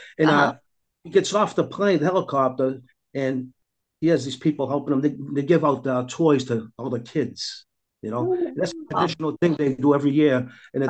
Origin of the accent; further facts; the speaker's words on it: Medford, Massachusetts, United States; We have one here in my hometown, Medford, Mass.